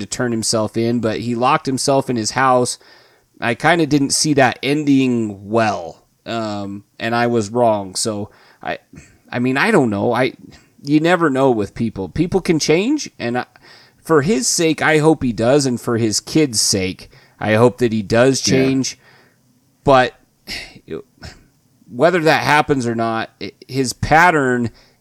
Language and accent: English; Idaho, United States; I was born and raised in Idaho